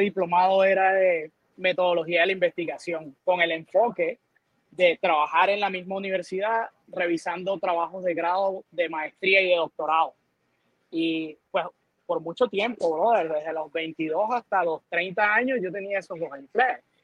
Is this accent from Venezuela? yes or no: yes; Venezuela; now in Puerto Rico; nací en Venezuela